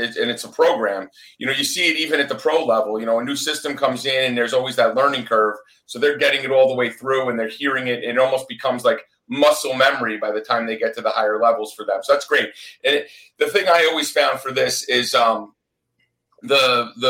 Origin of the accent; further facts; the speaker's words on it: Northeast, United States; now in Florida, United States; I'm actually from the Northeast